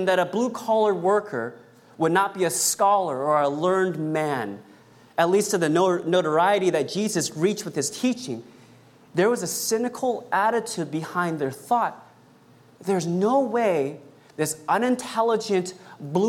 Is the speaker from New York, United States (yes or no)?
no; Sacramento, California, United States; my hometown. Sacramento